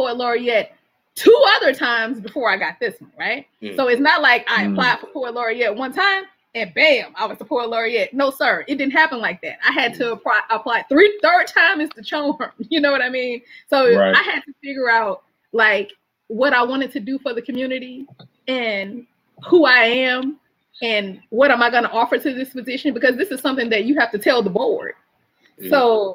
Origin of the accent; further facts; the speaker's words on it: Mobile, Alabama, United States; also born or lived in Virginia Beach, Virginia / Norfolk, Virginia; now in Alexandria, United States; I'm from Mobile, Alabama